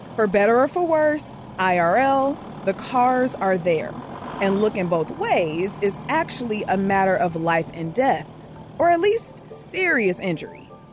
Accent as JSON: {"language": "English", "town": "Detroit", "region": "Michigan", "country": "United States", "tie": "born or raised there", "said": "growing up in Detroit, which is the Motor City"}